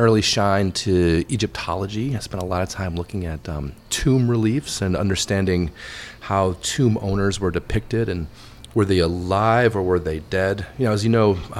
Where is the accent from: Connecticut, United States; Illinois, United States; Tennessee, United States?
Illinois, United States; Wayne; moved away as an adult; also born or lived in London; I grew up in the Chicago suburbs.